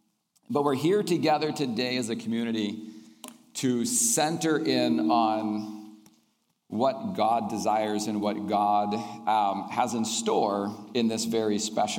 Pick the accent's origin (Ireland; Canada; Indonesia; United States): Indonesia; I grew up in Indonesia, and I'd like to share a little bit about that.